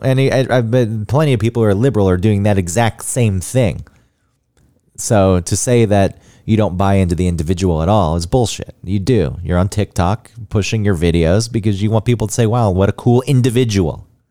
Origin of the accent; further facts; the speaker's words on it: Georgia, United States; moved away; growing up in Georgia